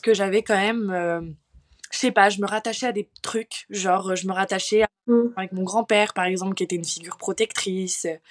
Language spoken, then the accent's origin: French; Paris, Île-de-France, France; now in Bordeaux, France; j'ai grandi à Paris, donc dans une famille très aisée